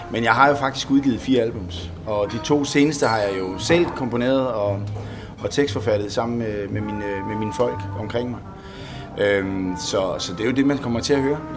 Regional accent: Finland; Jeg er fra Finland.

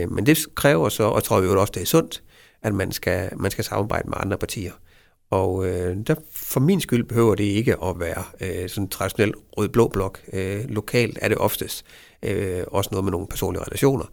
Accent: Vejle, Southern Denmark, Denmark; jeg er Vejle-dreng

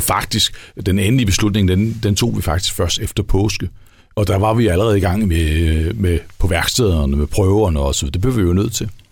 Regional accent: West Jutland, Central Denmark Region, Denmark; vi er også vestjyder

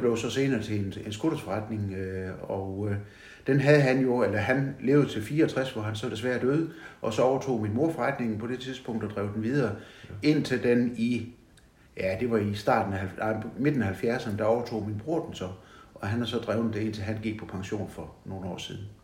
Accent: Vojens, Southern Denmark, Denmark; now in Haderslev, Denmark; jeg er født i Vojens

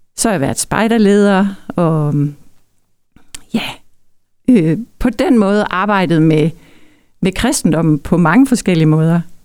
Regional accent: Denmark; now in Hirtshals area, Denmark; jeg er opvokset i Østerbro

